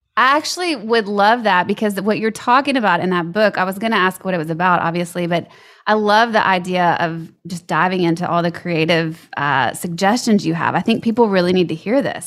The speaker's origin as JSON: {"language": "English", "town": "Baton Rouge", "region": "Louisiana", "country": "United States", "tie": "born or raised there", "also_born_or_lived": "Lafayette, Louisiana", "moved": "as an adult", "said": "I was born in Lafayette, lived there till I was eight, and then Baton Rouge through L S U"}